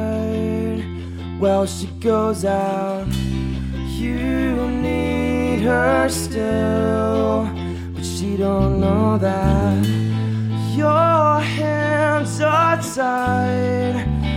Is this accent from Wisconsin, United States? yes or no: no; San Diego, California, United States; It's we're from San Diego, by the way, if everyone's listening. We drove out here, you know, we just wanted to play some punk rock music.